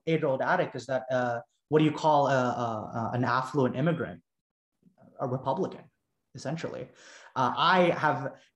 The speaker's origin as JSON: {"language": "English", "town": "Plano", "region": "Texas", "country": "United States", "tie": "born or raised there", "also_born_or_lived": "Frisco, Texas / Dallas, Texas", "said": "I grew up in Dallas. I mean, I grew up in Plano and in Frisco, but now I live in Dallas, going to SMU."}